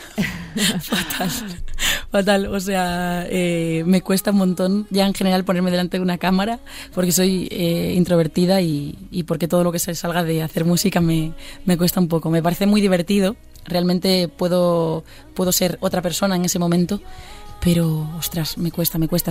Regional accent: Pontevedra, Galicia, Spain; now in Madrid, Spain; yo soy de Pontevedra y es una ciudad, pero realmente somos 45.000 habitantes

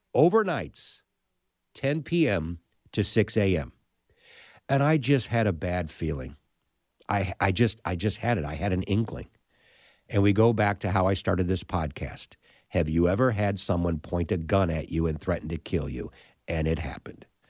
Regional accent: St. Louis, Missouri, United States; my hometown

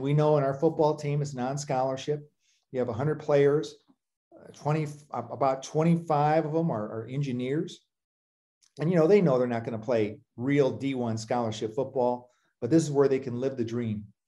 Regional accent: Toledo, Ohio, United States; I grew up in Toledo, Ohio

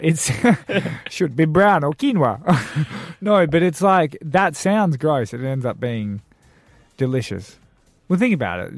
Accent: Darwin, Northern Territory, Australia; also born or lived in Perth, Western Australia; now in South Australia, Australia; I grew up in Darwin from Perth

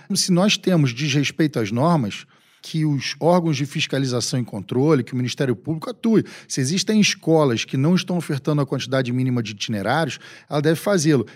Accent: Rio de Janeiro, Brazil; Eu sou de um estado do Rio de Janeiro que tem uma vocação para o petróleo. O meu estado tem uma quantidade incomensurável de advogados

